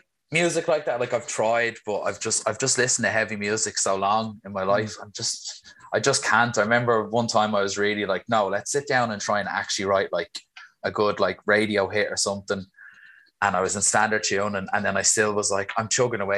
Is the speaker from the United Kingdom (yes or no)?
no; Swords, Leinster, Ireland; I'm from Swords, just right beside the airport, so North Dublin.